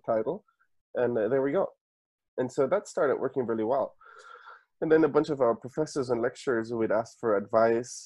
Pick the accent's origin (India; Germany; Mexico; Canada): Germany; Munich, Bavaria; moved away as an adult; I was born and raised in Munich.